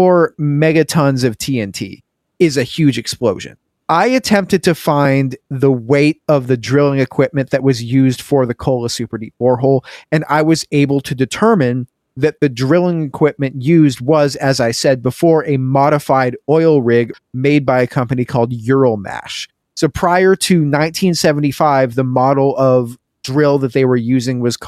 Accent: Pacific Northwest, United States; I grew up in the Pacific Northwest

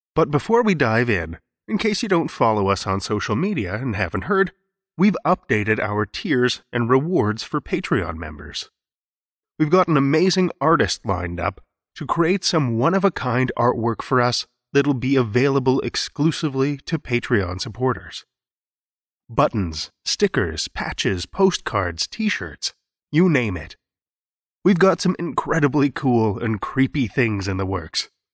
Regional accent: Saskatoon, Saskatchewan, Canada; here in my hometown of Saskatoon

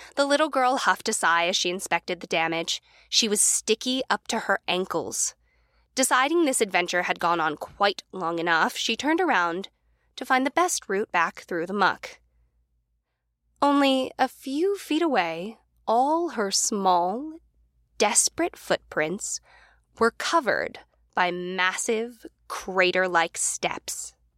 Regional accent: United States; also born or lived in New York; now in Los Angeles, United States; we as Americans

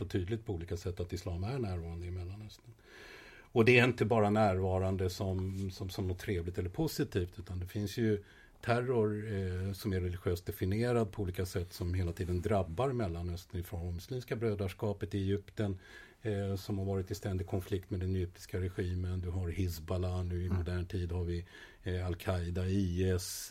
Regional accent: Sweden; moved away as an adult; also born or lived in Israel; jag växte upp i Sverige

